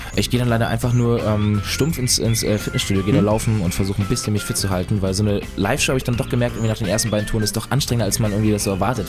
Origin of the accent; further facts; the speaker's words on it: Northern Germany, Germany; moved away as an adult; now in Munich, Germany; versuche ich auch so oft es geht, irgendwie in den Norden zurück